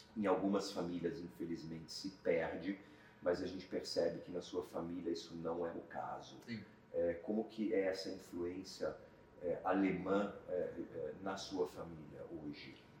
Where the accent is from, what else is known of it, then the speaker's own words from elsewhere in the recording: Brazil; nós, como brasileiros